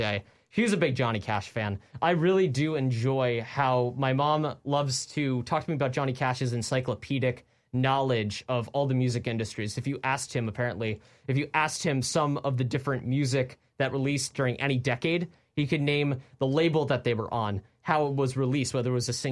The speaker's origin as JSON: {"language": "English", "area": "Westchester", "region": "New York", "country": "United States", "tie": "born or raised there", "said": "I live in Westchester"}